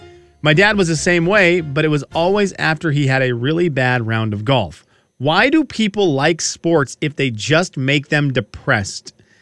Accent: Washington, United States; we're from Washington.

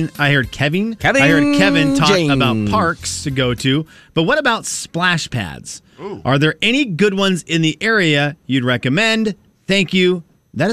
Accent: Venezuela; now in United States; So we didn't have sprinklers growing up in Venezuela

